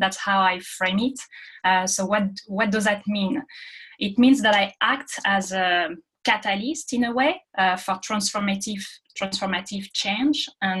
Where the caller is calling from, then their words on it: Paris, Île-de-France, France; I'm calling from Paris tonight.